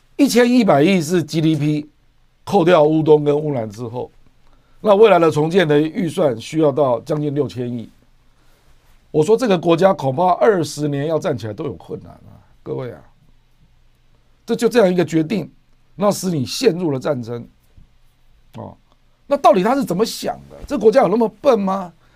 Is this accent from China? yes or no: no; Taiwan; 我们台湾，我们台湾人口才两千三百多万。